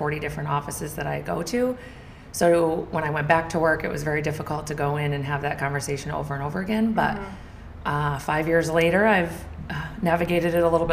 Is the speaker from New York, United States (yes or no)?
yes; Fort Edward, New York, United States; also born or lived in Glens Falls, New York; I grew up in Fort Edward, New York, where Tyler grew up. Small town. Still live in Glens Falls, so I'm close by.